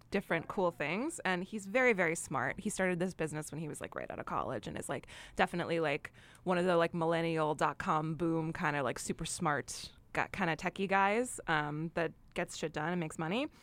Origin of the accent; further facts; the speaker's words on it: New York, United States; I'm a New Yorker